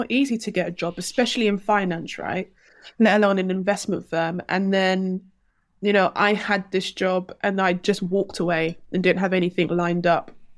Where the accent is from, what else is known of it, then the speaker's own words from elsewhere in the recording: London, United Kingdom; I grew up in Hackney before Hackney became cool.